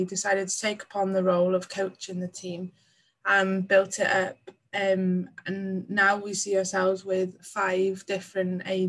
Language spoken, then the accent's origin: English; Manchester, North West England, United Kingdom; now in Bala, United Kingdom; Ever since I moved from Manchester to a small town in Bala, in North Wales, Bala.